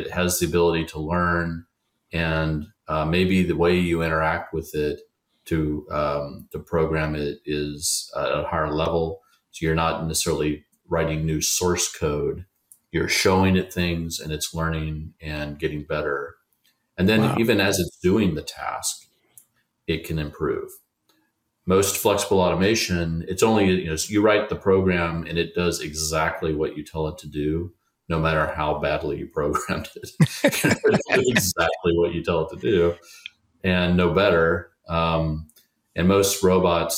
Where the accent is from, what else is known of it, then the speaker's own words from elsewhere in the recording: United States; I'm an American, I'm a proud American